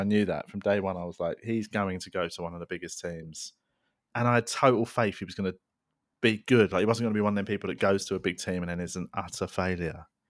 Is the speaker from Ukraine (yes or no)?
no; London, United Kingdom; we grew up in Tooting in South London